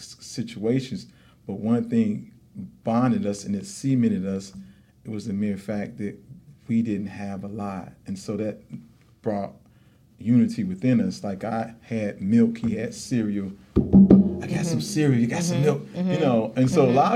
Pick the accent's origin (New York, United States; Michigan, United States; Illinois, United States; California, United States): Illinois, United States; Chicago; I'm of South Side of Chicago, 47th Street. Okay. I went to high school there.